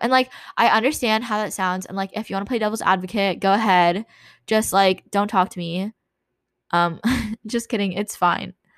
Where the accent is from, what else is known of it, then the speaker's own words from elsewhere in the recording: California, United States; moved away as an adult; growing up in California